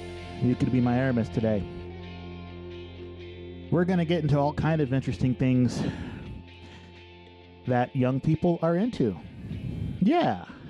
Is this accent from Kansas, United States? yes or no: no; Dayton, Ohio, United States; I am from Dayton, Ohio.